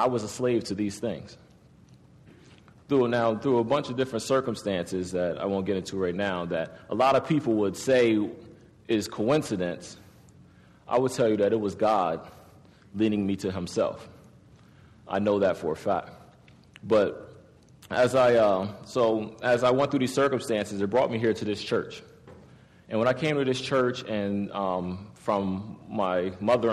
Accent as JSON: {"language": "English", "town": "Harrisburg", "region": "Pennsylvania", "country": "United States", "tie": "born or raised there", "said": "I was born in 1980. I was born in Harrisburg"}